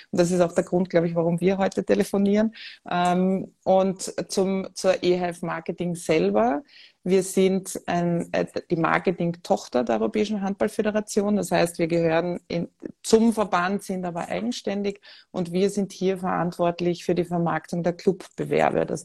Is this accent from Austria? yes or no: yes; Vienna, Austria; born there; Ähm, ich bin, wie ihr vermutlich äh, hört, an meinem Dialekt geborene Wienerin